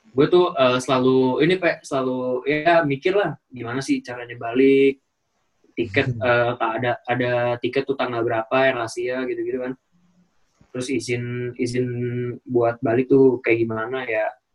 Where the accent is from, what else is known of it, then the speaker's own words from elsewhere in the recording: Indonesia; moved away as an adult; also born or lived in Malaysia; gua orang Indonesia